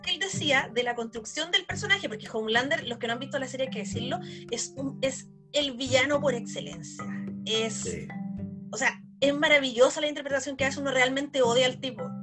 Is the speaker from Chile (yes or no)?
yes; Chile; nosotros como chilenos, como espectadores chilenos